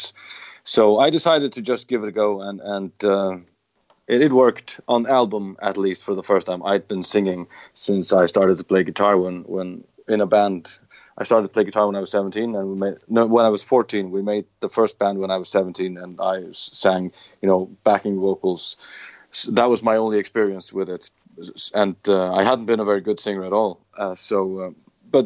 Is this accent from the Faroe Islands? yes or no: yes; Faroe Islands; We come from the Faroe Islands in the North Atlantic